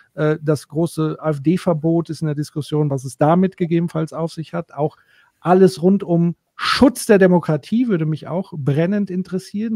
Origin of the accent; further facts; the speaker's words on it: Würzburg, Bavaria, Germany; hier in Würzburg, übrigens auch meine Heimatstadt.